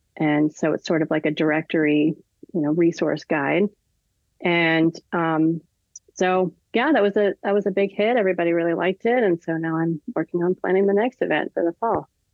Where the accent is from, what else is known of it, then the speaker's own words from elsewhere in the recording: California, United States; moved away; also born or lived in Nashville; I'm from California, but I've never lived in San Diego